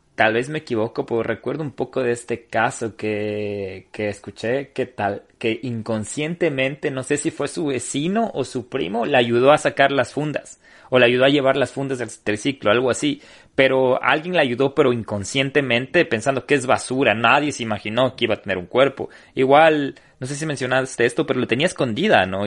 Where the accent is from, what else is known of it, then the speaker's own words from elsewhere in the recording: Ecuador; como ecuatorianos